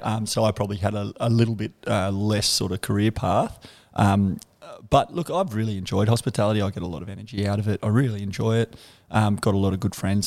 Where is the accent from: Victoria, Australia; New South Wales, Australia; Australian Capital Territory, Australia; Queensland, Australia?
Australian Capital Territory, Australia; Canberra; moved away as an adult; I'm from Canberra, um, a suburb called McGregor. Um, yeah, grew up there, uh, lived there till I was about thirty odd.